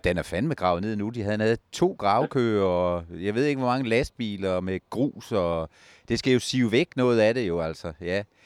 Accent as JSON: {"language": "Danish", "region": "Jutland", "country": "Denmark", "said": "jeg er en skeptisk jyde"}